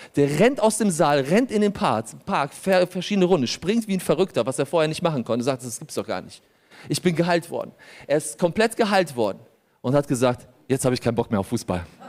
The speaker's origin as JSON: {"language": "German", "country": "Germany", "tie": "born or raised there", "also_born_or_lived": "Poland", "said": "ich bin in Polen geboren, ich bin hier aufgewachsen"}